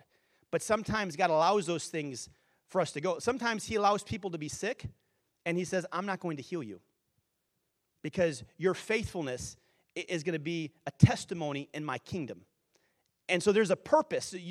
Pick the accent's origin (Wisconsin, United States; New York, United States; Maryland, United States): Wisconsin, United States; I grew up in Wisconsin